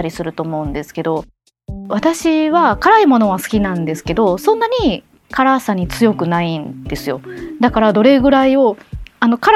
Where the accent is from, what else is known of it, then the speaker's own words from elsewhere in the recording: Osaka, Japan; あの私が大阪出身だからっていうこともあると思うんですけれども、大阪出身の